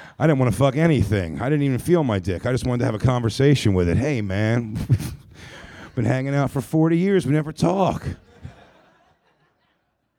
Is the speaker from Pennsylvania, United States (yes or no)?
yes; Philadelphia, Pennsylvania, United States; I'm from Philly